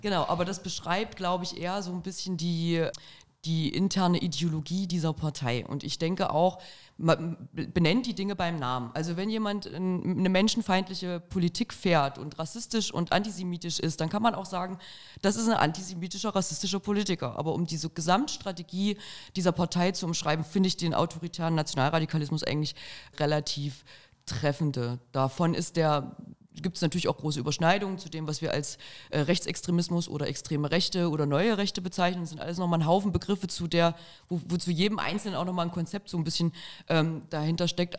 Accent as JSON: {"language": "German", "town": "Arnstadt", "region": "Thuringia", "country": "Germany", "said": "ich komme ja aus Arnstadt, schöne kleine Stadt in Thüringen"}